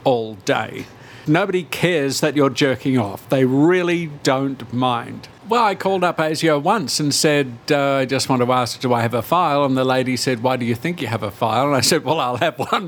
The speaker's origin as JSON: {"language": "English", "town": "Melbourne", "region": "Victoria", "country": "Australia", "said": "We're from Melbourne too"}